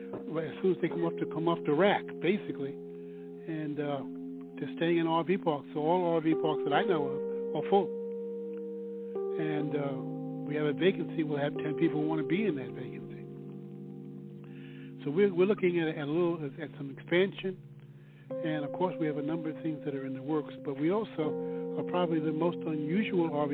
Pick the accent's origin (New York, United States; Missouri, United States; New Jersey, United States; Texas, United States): New York, United States; New York City; now in Chapel Hill, United States; Growing up in New York City, there was a park called Paisley Park, which had a pond in the middle of it in Queens